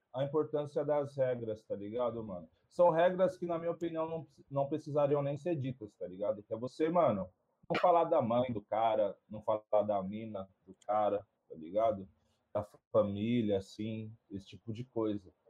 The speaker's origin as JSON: {"language": "Portuguese", "region": "São Paulo", "country": "Brazil", "tie": "born or raised there", "also_born_or_lived": "Pereira Barreto / Rio Preto", "moved": "as an adult", "lives_now": "Votuporanga, Brazil", "said": "Nasci em Pereira Barreto. Aí, tipo, ah, tipo, desde os três anos de idade eu morei em São Paulo. Morei uns 23 anos."}